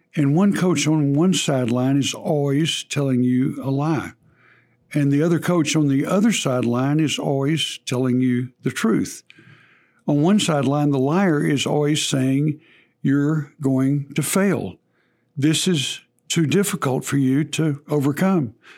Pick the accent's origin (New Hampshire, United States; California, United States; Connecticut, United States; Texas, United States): Texas, United States; accent: Texas; forgive my Texas accent there